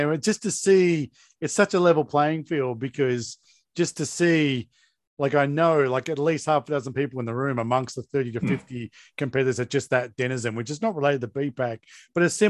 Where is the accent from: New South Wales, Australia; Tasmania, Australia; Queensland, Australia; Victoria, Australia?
Tasmania, Australia; Hobart; Because no. I grew up in Hobart.